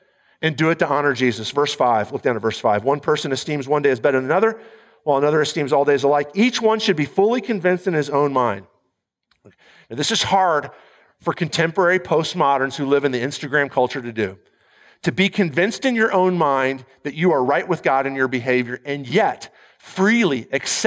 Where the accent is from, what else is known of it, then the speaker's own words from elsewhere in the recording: United States; I'm an American